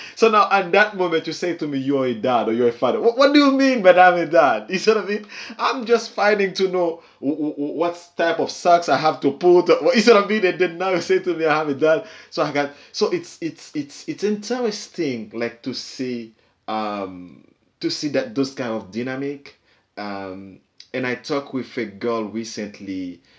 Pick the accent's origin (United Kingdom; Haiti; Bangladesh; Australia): Haiti; moved away; growing up in Haiti, everybody knows everybody's secret